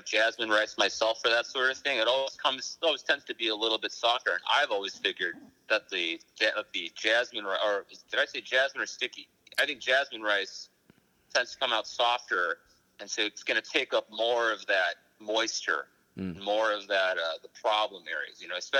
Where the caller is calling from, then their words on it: Honolulu, Hawaii, United States; Me, I'm calling from the beautiful town of Honolulu, Hawaii. I'm in Waikiki Beach right now